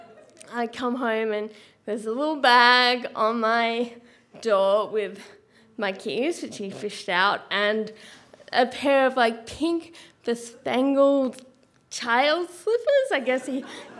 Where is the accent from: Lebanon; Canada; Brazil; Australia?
Australia; I'm Australian